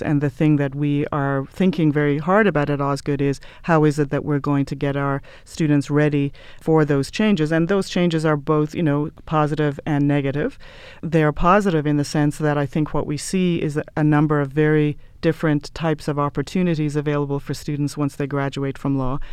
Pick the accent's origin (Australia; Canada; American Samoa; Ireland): Ireland; moved away as an adult; I'm from Ireland originally